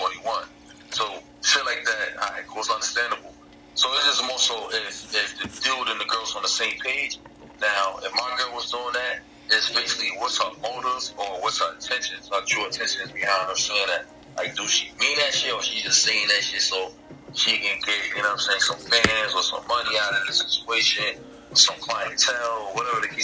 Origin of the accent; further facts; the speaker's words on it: New York, United States; I'm from New York.